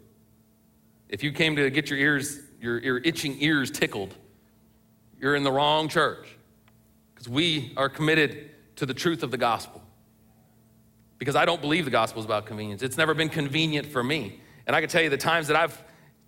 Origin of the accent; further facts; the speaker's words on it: United States; we as American Christians